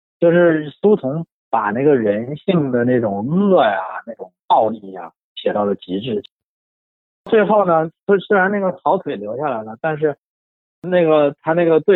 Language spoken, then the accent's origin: Chinese; Shenyang, Liaoning, China; 因为我小的时候是我是在沈阳长大，但是我也不是沈阳人，我父母都不是沈阳人，都是南方人。